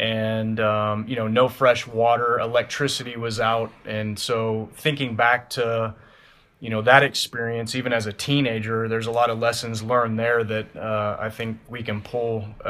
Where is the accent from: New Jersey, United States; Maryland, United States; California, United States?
California, United States; Central Valley; I grew up in the Central Valley as well.